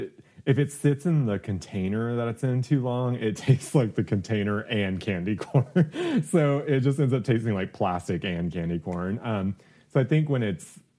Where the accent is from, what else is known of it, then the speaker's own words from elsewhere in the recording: outside Houston, East Texas, United States; moved away as an adult; also born or lived in New York City; I grew up in East Texas out of Houston and like very poor areas